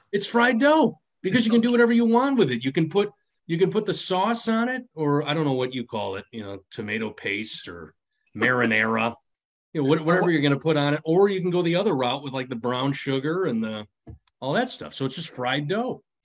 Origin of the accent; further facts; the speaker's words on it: Midwest, United States; I was raised in the Midwest where Kraft taught me everything about Italian food